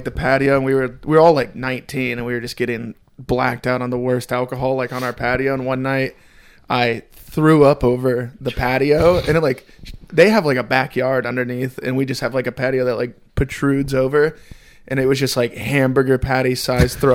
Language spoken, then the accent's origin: English; California, United States; also born or lived in Arizona; I'm from California.